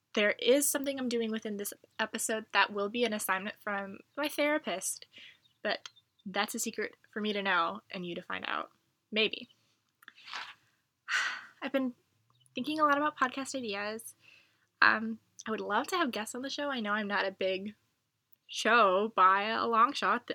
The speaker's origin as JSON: {"language": "English", "country": "United States", "said": "I'm from America"}